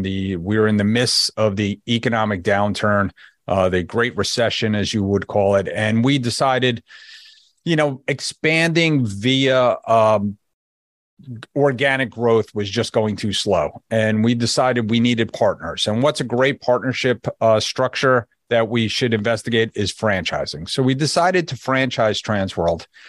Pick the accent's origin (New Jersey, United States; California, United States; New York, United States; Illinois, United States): New Jersey, United States; moved away as an adult; also born or lived in Connecticut; now in Florida, United States; I'm from New Jersey, if you couldn't hear it in my voice yet